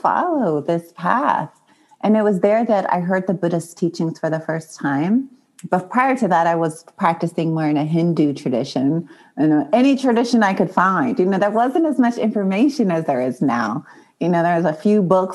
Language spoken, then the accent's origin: English; Long Beach, California, United States; I talk a lot about where I was born and difficulties in East Long Beach, Compton area. And, you know, just all the trauma of inner city and poverty